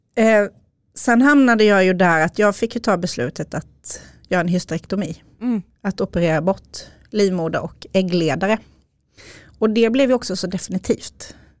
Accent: Småland, Sweden; accent: Småland dialect; now in Upplands Väsby, Sweden; Som ni har på dialekten så kommer jag från Småland. Men bor i Upplands Väsby med Micke, min man

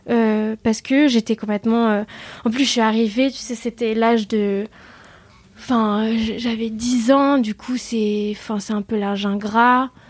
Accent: Vietnam; Euh, bon, déjà, euh, dû à mon enfance au Vietnam, j'ai des, des, bouddhas un peu partout chez moi.

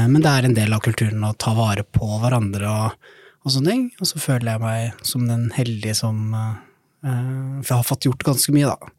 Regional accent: Tønsberg, Vestfold, Norway; also born or lived in Somalia; now in Oslo, Norway; kommer jeg fra Tønsberg, da, men er født i Somalia

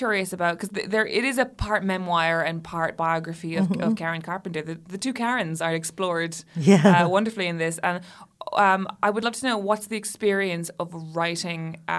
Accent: Philippines; I'm gay. I'm Filipino.

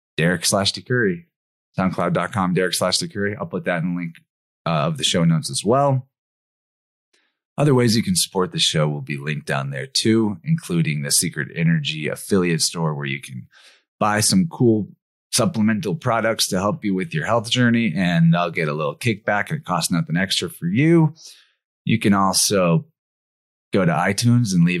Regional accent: Missouri, United States; It's my home state.

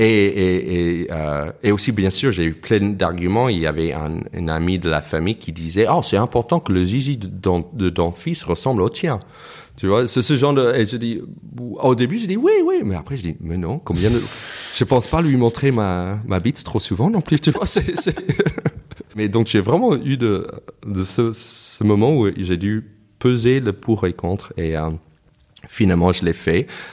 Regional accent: United States; first language English; French is a second language; moved away as an adult; also born or lived in New York / Toulouse; now in Paris, France; je me considère américain parce que je suis né, j'ai grandi là-bas

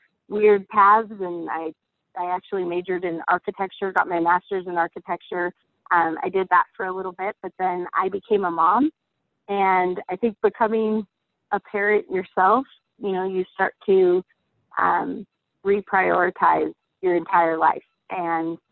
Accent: Spokane, Washington, United States; I'm from Spokane, Washington.

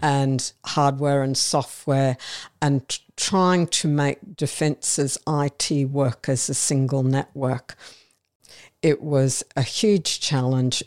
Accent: Brisbane, Queensland, Australia; I'm a Brisbane girl, uh, born and raised in Brisbane

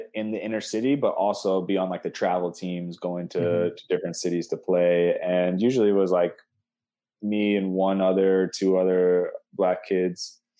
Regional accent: Cleveland, Ohio, United States; I grew up in Cleveland, Ohio. We always lived on like the city border because my dad was a policeman for the city of Cleveland.

